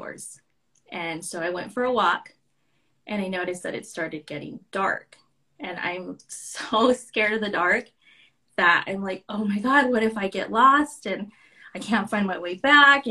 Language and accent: English; Santa Ana, California, United States; now in Tucson, United States; I was born in Santa Ana, California. So I moved here to Tucson.